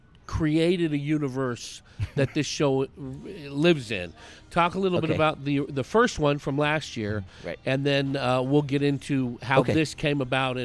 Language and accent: English; San Francisco Bay Area, East Bay, California, United States; I grew up in the San Francisco Bay Area in the East Bay.